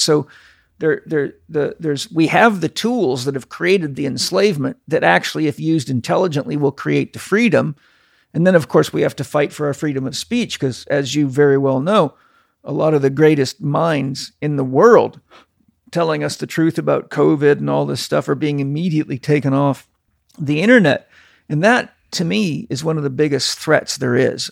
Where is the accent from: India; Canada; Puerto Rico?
Canada; moved away; I grew up in Canada.